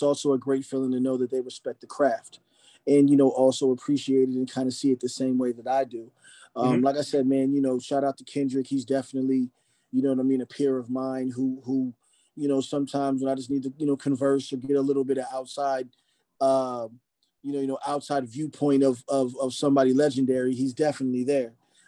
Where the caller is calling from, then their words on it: Phoenix, Arizona, United States; Phoenix right now. Phoenix, Arizona.